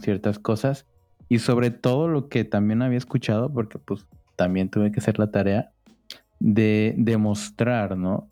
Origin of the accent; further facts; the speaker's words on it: Cancún, Quintana Roo, Mexico; now in Sinaloa, Mexico; crecimos en Cancún, Quintana Roo